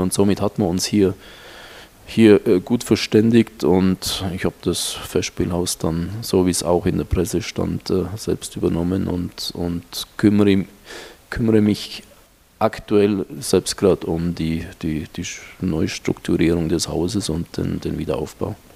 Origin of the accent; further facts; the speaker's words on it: Marktoberdorf, Bavaria, Germany; moved away as an adult; also born or lived in Munich; now in Bangkok, Thailand; ein ganz normaler Ostallgäuer, geboren und aufgewachsen in Marktoberdorf